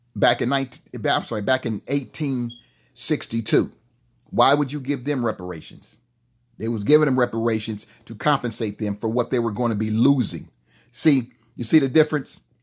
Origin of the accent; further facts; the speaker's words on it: United States; we as American people, and especially we as black people